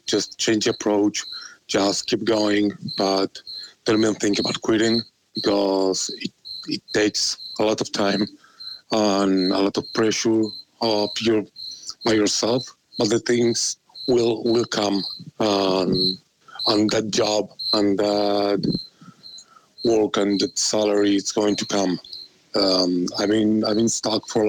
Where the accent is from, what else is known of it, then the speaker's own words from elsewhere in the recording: Argentina; I'm from Argentina